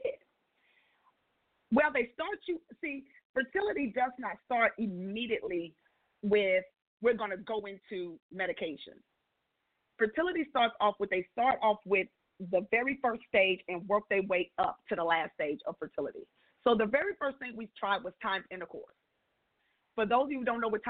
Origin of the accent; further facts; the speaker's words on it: San Antonio, Texas, United States; moved away; also born or lived in Mississippi; I'm from San Antonio